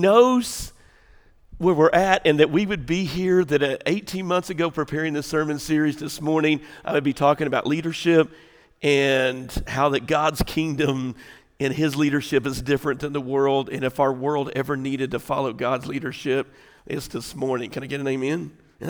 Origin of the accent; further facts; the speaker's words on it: Southern Illinois, United States; I grew up on the farm, Southern Illinois kid